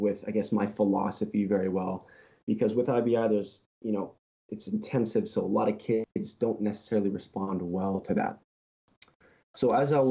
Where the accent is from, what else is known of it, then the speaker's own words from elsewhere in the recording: Toronto, Ontario, Canada; I've been born and raised here, sir. I've been a Torontonian my whole life